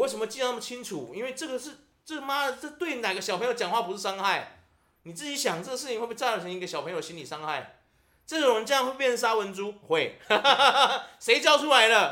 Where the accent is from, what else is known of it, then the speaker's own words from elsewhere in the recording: Taiwan; 我们台湾人